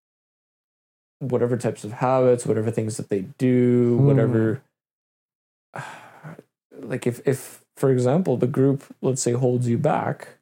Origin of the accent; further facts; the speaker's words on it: Canada; also born or lived in Russia; I'm also Canadian